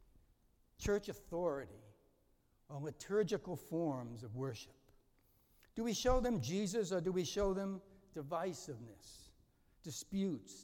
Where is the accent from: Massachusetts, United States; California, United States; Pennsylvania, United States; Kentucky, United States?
Massachusetts, United States; Boston; I was raised a Catholic in East Boston, Massachusetts.